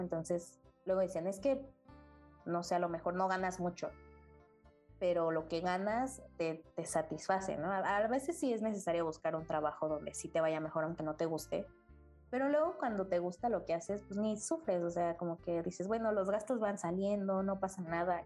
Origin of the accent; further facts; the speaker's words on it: State of Mexico, Mexico; now in Mexico City, Mexico; yo nací en el Estado de México, actualmente vivo en la Ciudad de México